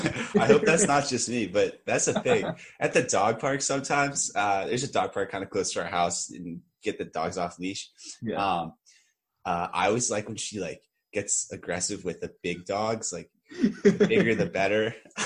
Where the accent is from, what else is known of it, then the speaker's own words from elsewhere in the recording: Syracuse, New York, United States; I also go to Cornell. I'm a sophomore. I'm from Syracuse, New York. Currently at home with my two younger brothers, my mom and dad, and my three-year-old dog.